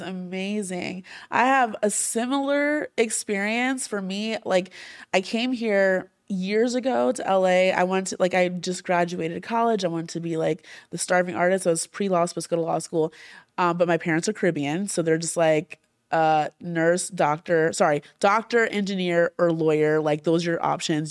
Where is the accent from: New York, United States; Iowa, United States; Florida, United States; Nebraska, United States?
Florida, United States; Orlando; also born or lived in New Jersey; I, like, was born in Jersey, I grew up in Orlando